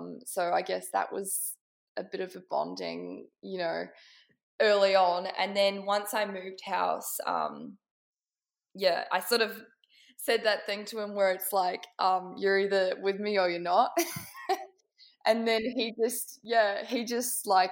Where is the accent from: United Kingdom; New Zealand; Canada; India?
New Zealand; moved away as an adult; now in Melbourne, Australia; I'm from New Zealand originally